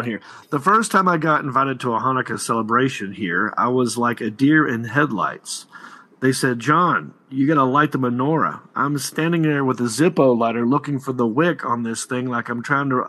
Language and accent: English; Hickory, North Carolina, United States; So I'm from Hickory, North Carolina.